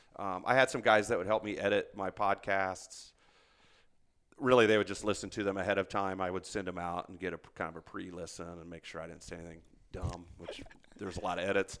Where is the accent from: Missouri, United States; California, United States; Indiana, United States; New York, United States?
Indiana, United States; moved away as an adult; also born or lived in Germany / Hawaii / Arizona; born and raised in Indiana